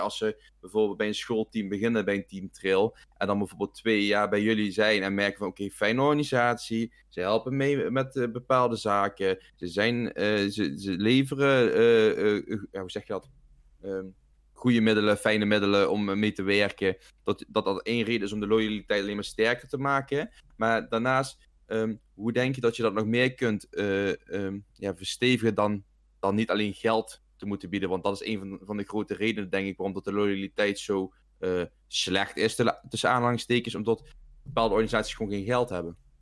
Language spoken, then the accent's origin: Dutch; Venlo, Limburg, Netherlands; Ik kom uit Venlo